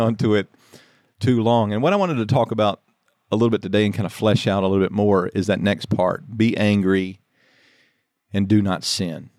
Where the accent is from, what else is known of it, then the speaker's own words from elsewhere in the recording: Louisiana, United States; I grew up in Louisiana